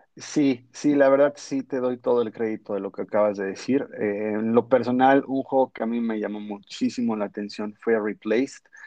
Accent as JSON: {"language": "Spanish", "country": "Mexico", "said": "se graba en nuestra tierra, orgullosamente en México"}